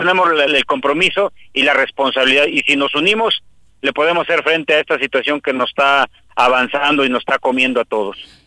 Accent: Morelos, Mexico; nosotros que somos morelenses

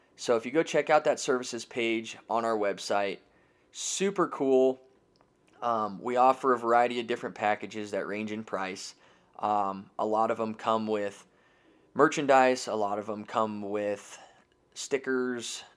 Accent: Denver, Colorado, United States; now in Loveland, United States; I was born and raised right here in the Denver metro area, so I am a real native.

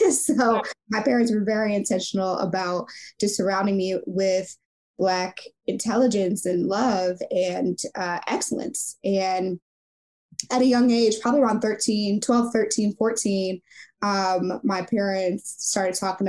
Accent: St. Louis, Missouri, United States; moved away as an adult; also born or lived in Silicon Valley; I'm from St. Louis, Missouri, so Midwest through and through.

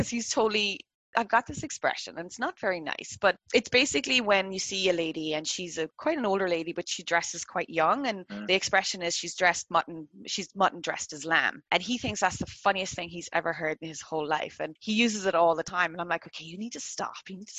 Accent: Ireland; now in Canada; Born and raised in Ireland and then moved to another country. That's my definition of first generation.

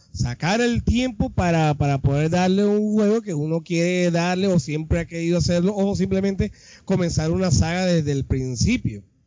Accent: Colombia; Nosotros venimos de Colombia

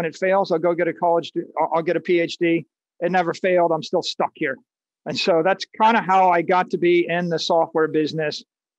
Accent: Dayton, Ohio, United States; I grew up in Dayton, Ohio in high school, where they invented the airplane.

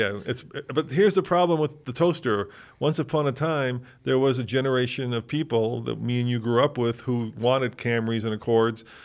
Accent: United States; as just an American

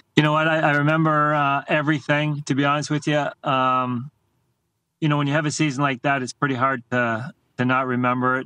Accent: Canada; as a Canadian

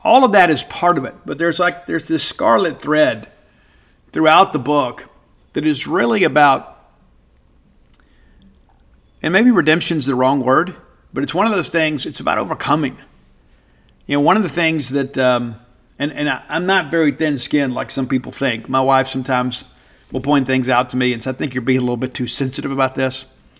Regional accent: Mississippi, United States; It's a story of growing up in South Mississippi and finding some, you know, some level of acclaim in life.

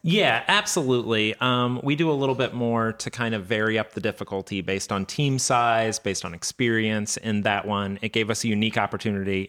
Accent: Midwest, United States; We are solidly from the Midwest

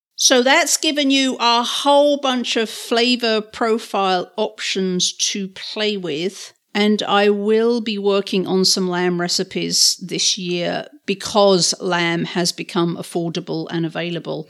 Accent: England, United Kingdom; moved away; growing up in England

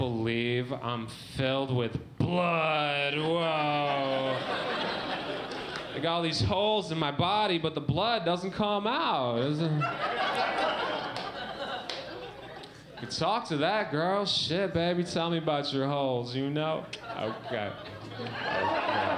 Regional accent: Michigan, United States; I grew up in Michigan

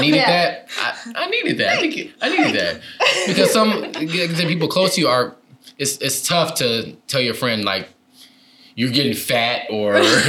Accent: Detroit, Michigan, United States; moved away as an adult; also born or lived in Saginaw, Michigan; now in California, United States; But then I grew up in the like Detroit area for most of my life. Went to college, went to all the schools from elementary, middle school through college, in the Detroit area. And then I moved to California.

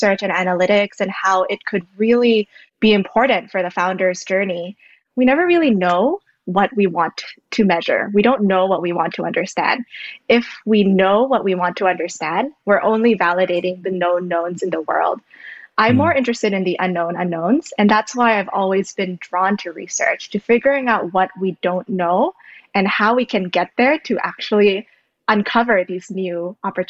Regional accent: Jakarta, Indonesia; moved away as an adult; also born or lived in Berkeley, United States; now in United States; So I'm originally from Jakarta, Indonesia. I grew up basically on the outskirts of Jakarta.

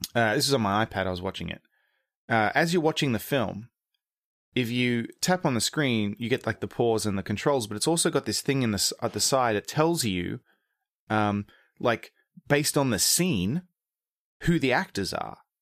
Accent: Australia; moved away as an adult; also born or lived in England / America; now in United States; I was born in England, moved to Australia when I was three, grew up there, moved to America when I was in my thirties

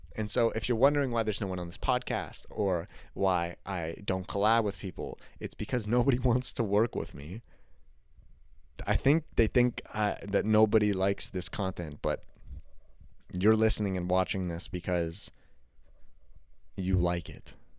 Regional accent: Canada; I'm Canadian

